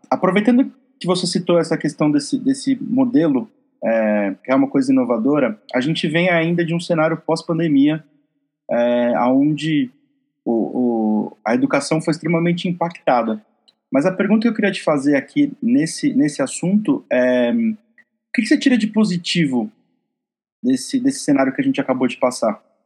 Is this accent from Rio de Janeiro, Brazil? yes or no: no; Marília, São Paulo, Brazil; sou de Marília, São Paulo